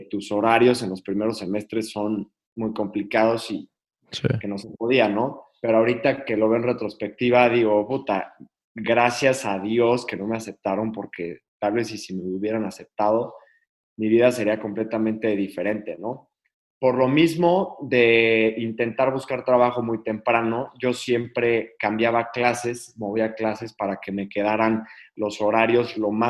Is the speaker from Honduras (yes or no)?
no; Querétaro, Mexico; Yo soy de Querétaro, pero siempre he vivido en diferentes lugares de la República, por, sobre todo por el trabajo de mi papá.